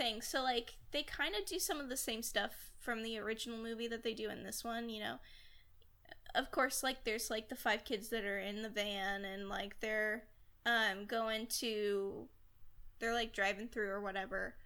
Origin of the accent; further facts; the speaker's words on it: Texas, United States; I live in Texas. My family is living in Texas. I was born in Texas.